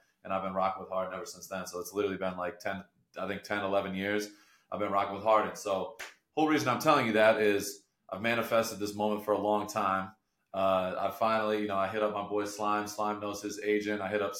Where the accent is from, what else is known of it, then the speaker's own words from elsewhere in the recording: Michigan, United States; moved away; So obviously I'm from Michigan. I grew up, you know, in Michigan.